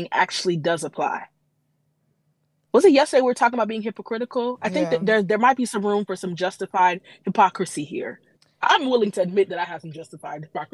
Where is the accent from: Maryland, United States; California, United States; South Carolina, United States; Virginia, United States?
California, United States; Compton; I grew up in Compton. That's just the that's the culture.